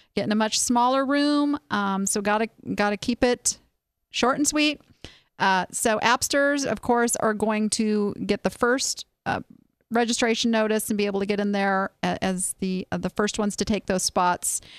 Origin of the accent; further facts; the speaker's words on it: Southern California, United States; moved away; I born and raised on Disneyland in Southern California